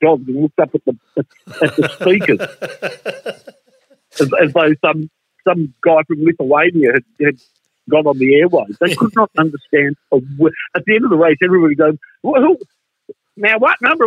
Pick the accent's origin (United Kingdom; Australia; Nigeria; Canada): Australia; I'm from Australia